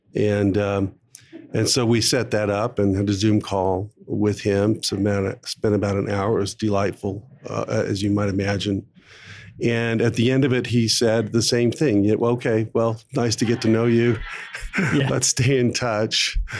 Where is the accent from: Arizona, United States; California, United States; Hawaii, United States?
Arizona, United States; Phoenix; I started as a as a lawyer with a large law firm in Phoenix, Arizona, my hometown